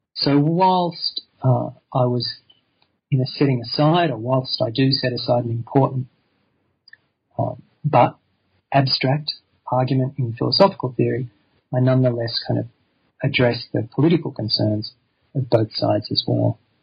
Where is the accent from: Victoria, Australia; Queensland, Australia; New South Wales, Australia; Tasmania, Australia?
New South Wales, Australia; Sydney; I grew up in Sydney